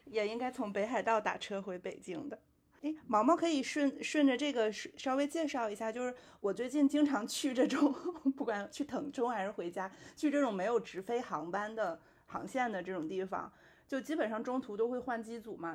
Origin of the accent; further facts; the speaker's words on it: China; 我们中国人